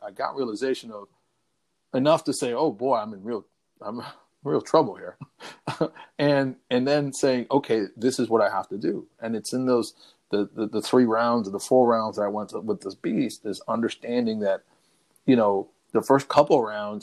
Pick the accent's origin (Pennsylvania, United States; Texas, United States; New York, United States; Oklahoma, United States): New York, United States; New York City; I'm a guy from the South Bronx